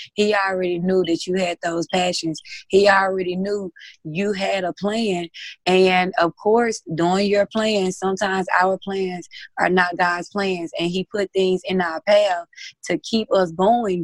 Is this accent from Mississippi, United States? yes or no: yes; Mississippi, United States; I am from Mississippi.